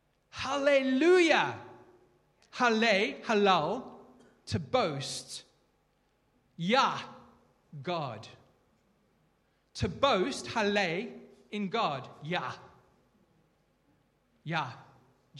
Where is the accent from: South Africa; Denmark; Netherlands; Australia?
South Africa; I'm South African